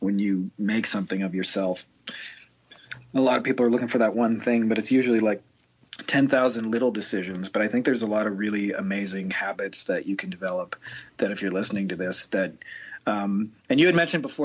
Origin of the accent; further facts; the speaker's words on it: Windsor, Ontario, Canada; I'm from Winter, Ontario, Canada, and it's about 5 minutes from Detroit, Michigan. So I always say that I grew up close enough to Detroit